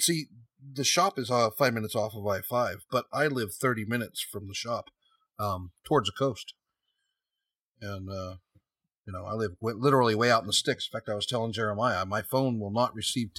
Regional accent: San Jose, California, United States; also born or lived in Sunnyvale, California; I was born and raised in San Jose, California, Sunnyvale, California.

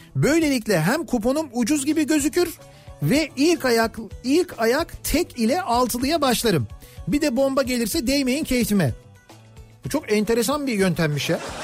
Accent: Kocamustafapaşa, Istanbul, Turkey; biz de Paşalıyız. 80'li yıllarda Paşa'daydık büyüdük.

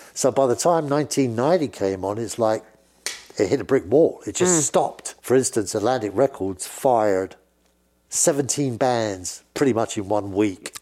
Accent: England, United Kingdom; accent: British; I'm speaking in a British accent

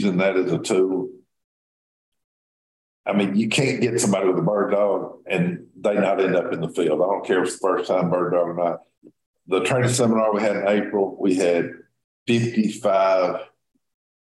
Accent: the South, United States; being from the South, growing up in the South

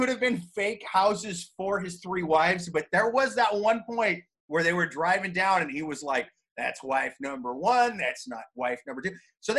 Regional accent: Ames, Iowa, United States; now in New York City, United States; my home state of Ames, Iowa

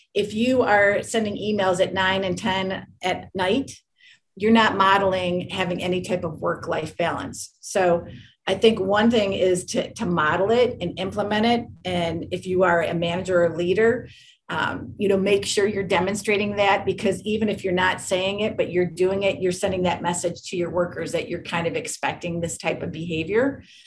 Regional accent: Michigan, United States; I grew up in Michigan

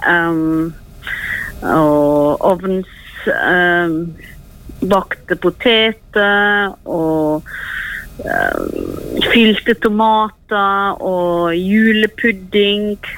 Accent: Norway; Jeg var nå hjemme i Norge i mars, april, mai. Og det var kjekt å komme hjem igjen og se snøen.

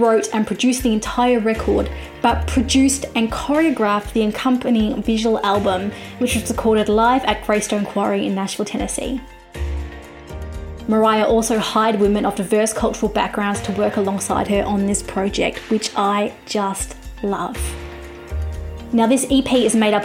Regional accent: Australia; I'm an Aussie music journalist

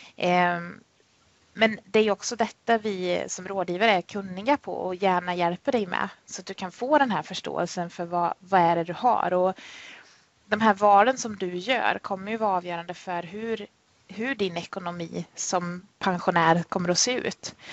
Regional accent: Värmland, Sweden; moved away as an adult; now in Jönköping, Sweden; född och uppväxt i Värmland men kom ner hit till Småland då 2007 där jag jobbar och bor.

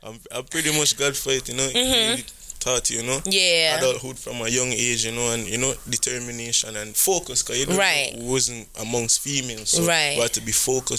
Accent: Kingston, Jamaica; moved away as an adult; now in United States; I'm from Kingston, Jamaica, you know, I was born there, went to school, primary school, high school. I never went to college in Jamaica, because that period, during when I was 21, I came to America and stuff.

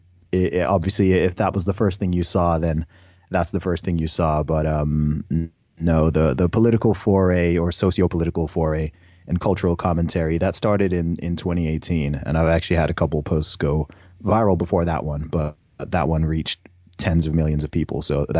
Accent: Saudi Arabia; also born or lived in United Kingdom; So, I was born in the UK. I grew up in Saudi Arabia. I went to an international school for several years.

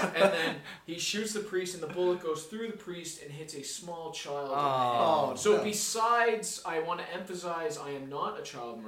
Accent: Canada; I'm not from Dublin. I'm Canadian, but my parents are both Irish, so, you know, a little bit of lead there.

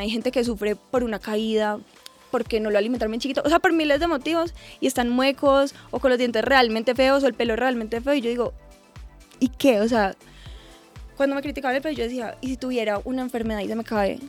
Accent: Armenia, Quindío, Colombia; moved away as an adult; also born or lived in Medellín; Yo soy de Armenia, me fui a vivir a Medellín para estudiar ingeniería ambiental.

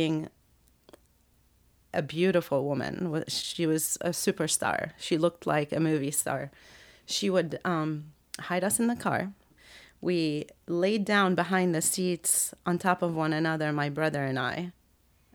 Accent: Lebanon; moved away; I'm American, though I really totally consider myself Lebanese

